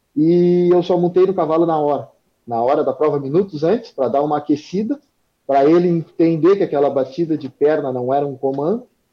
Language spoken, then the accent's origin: Portuguese; Arroio Grande, Rio Grande do Sul, Brazil; natural de Arroio Grande, vivo em Arroio Grande